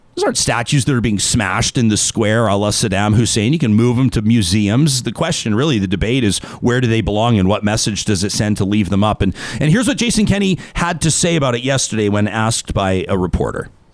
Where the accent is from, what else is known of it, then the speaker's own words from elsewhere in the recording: Calgary, Alberta, Canada; as a kid that grew up in southern Alberta, I grew up in Calgary